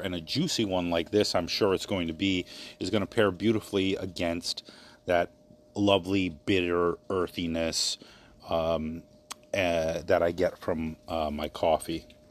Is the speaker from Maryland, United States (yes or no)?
yes; Maryland, United States; moved away; my hometown in Maryland